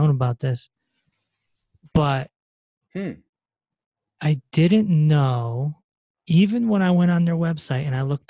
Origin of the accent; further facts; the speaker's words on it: Connecticut, United States; I'm from Connecticut. So Yale is 45 minutes from where I'm talking to you right now.